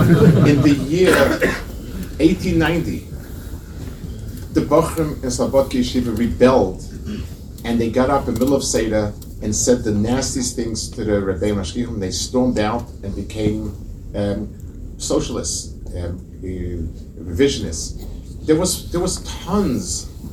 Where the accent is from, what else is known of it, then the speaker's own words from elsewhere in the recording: England, United Kingdom; You know, as English people, you can be quite cynical.